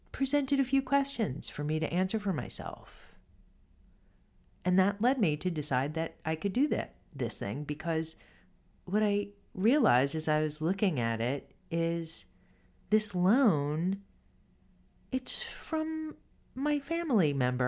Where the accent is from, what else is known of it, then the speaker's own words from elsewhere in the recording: New York City, New York, United States; I grew up in Co-op City, this big apartment complex